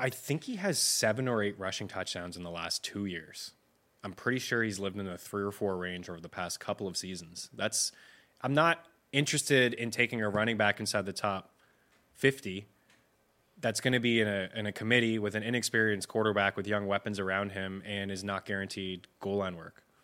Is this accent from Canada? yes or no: yes; Canada